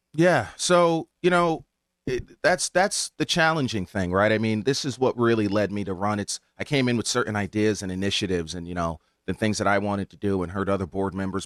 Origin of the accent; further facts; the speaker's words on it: Hamden, Connecticut, United States; I grew up in Hamden